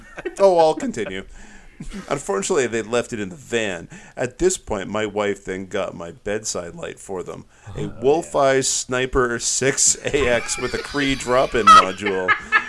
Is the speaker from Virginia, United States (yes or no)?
yes; Virginia, United States; I'm from Virginia?